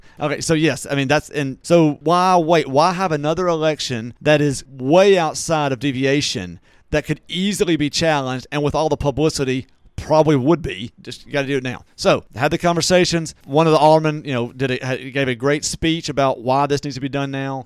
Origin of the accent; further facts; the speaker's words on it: Natchez, Mississippi, United States; moved away; my hometown of Natchez